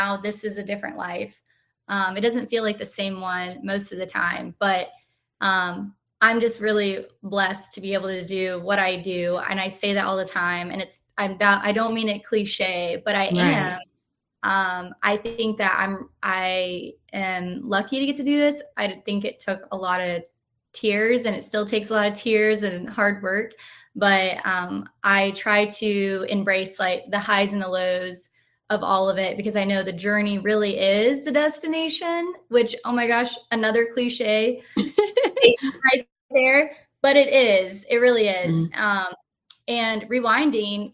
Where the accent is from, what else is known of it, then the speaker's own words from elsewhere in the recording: Texas, United States; moved away as an adult; now in North Carolina, United States; my home state